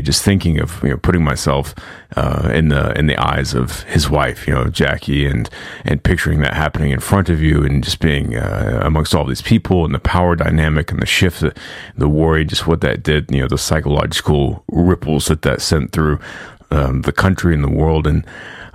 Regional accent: United States; growing up in America

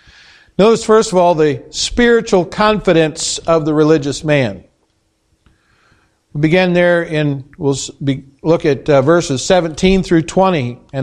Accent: Indiana, United States; now in Spooner, United States; We came from Indiana, from a town of 7,000 people, had 30 churches with an Appanee address. 30. That's a lot of churches for just that number of people.

